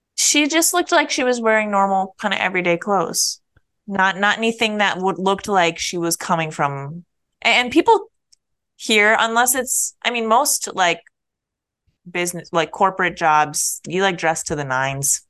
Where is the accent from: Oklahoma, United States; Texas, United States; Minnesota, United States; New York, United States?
Minnesota, United States; moved away; Mall of America it's our mall as Minnesotan